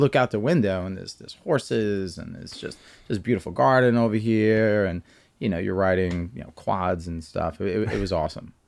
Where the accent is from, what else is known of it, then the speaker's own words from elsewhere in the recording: New York City, New York, United States; moved away as an adult; also born or lived in Florida / Pennsylvania; now in Doylestown, United States; I'm from Staten Island, New York